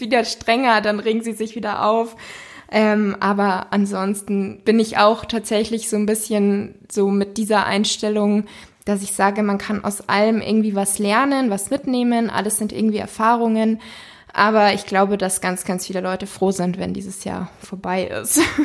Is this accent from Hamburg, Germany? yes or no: no; Munich, Bavaria, Germany; ich komme ja hier aus München